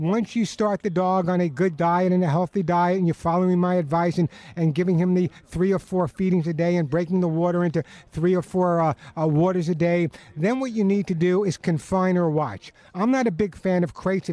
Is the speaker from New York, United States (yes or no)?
yes; Long Island, New York, United States; moved away; I'm a Long Islander